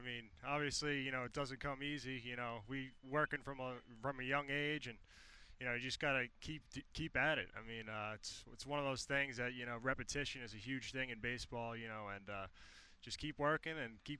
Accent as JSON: {"language": "English", "region": "New York", "country": "United States", "tie": "born or raised there", "said": "being from New York, you know, growing up in New York"}